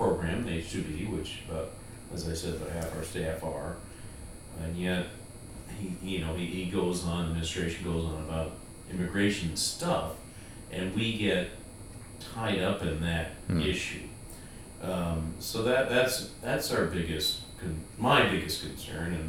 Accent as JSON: {"language": "English", "country": "United States", "said": "as an American"}